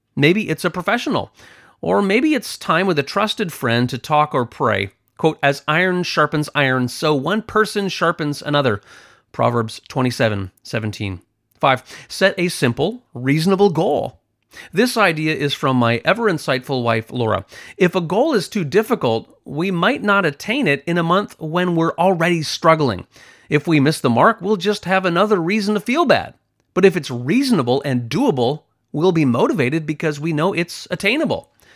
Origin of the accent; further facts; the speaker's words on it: Canada; I'm from Canada, so there is a lot of snow and ice